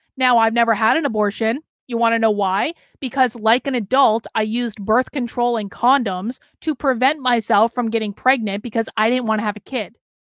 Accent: Vermont, United States; moved away as an adult; also born or lived in Boston, Massachusetts; now in New Hampshire, United States; Growing up in Vermont

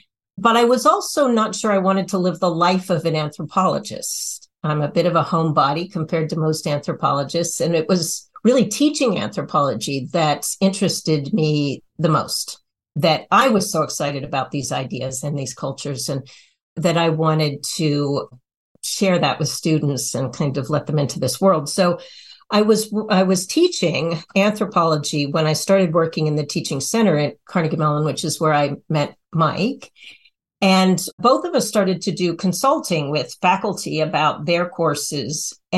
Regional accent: Nepal; born there; I did my fieldwork in Nepal, and I was born in Nepal, actually, too.

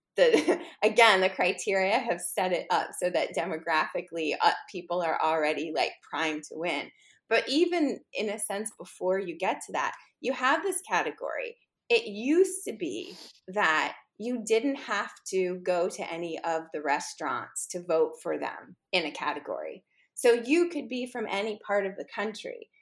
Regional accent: New York City, New York, United States; I grew up in New York City, specifically on the Upper East Side

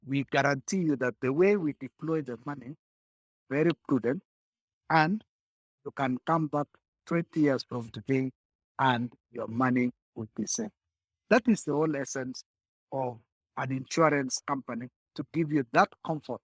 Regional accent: Kenya; we as Kenyan

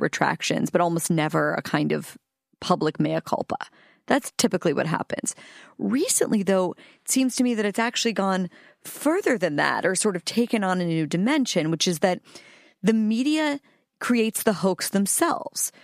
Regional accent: Pittsburgh, Pennsylvania, United States; I'm from Pittsburgh

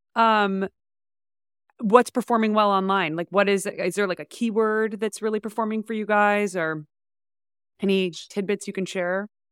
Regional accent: San Francisco, California, United States; I grew up in San Francisco

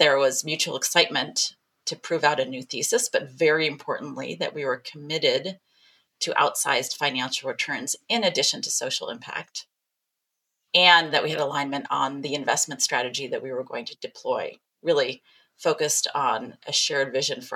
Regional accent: Midwest, United States; we're both from the Midwest

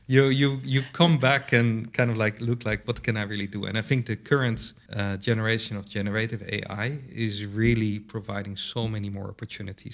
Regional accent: Netherlands; I'm from the Netherlands

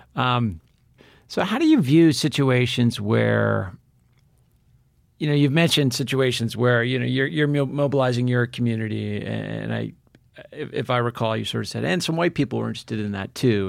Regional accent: New England, United States; I grew up in New England

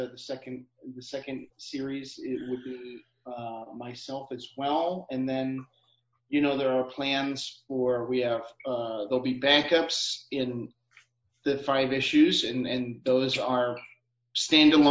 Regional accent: Illinois, United States; now in St. Paul, United States; I'm from Illinois, but I consider myself a Minnesotan

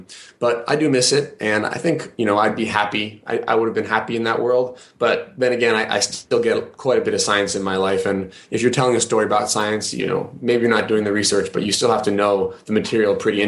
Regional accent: Kenya; I grew up in Kenya. I spent my childhood there.

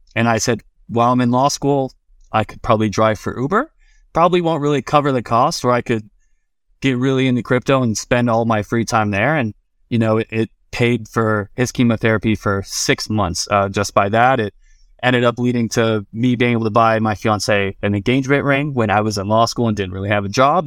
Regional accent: Vero Beach, Florida, United States; moved away; also born or lived in Colorado; I'm from Vero Beach, Florida

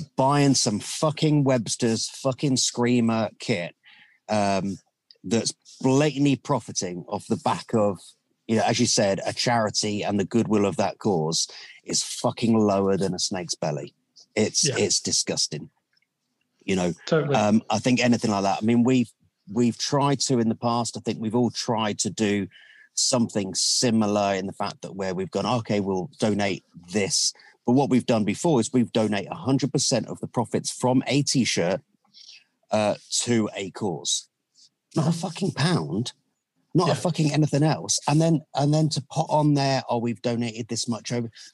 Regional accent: Aldershot, South East England, United Kingdom; I was from Aldershot at the time. I was my parents were living in Aldershot

